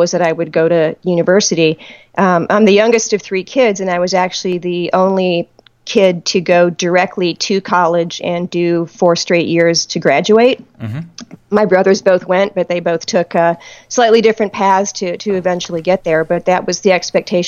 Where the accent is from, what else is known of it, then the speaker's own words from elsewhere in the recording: Detroit, Michigan, United States; I grew up outside of Detroit.